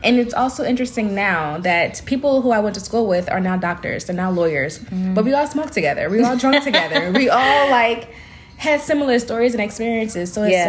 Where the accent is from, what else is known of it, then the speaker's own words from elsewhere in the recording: Raleigh, North Carolina, United States; moved away as an adult; also born or lived in Virginia / Philadelphia; now in New York, United States; Well, I'm from Raleigh, North Carolina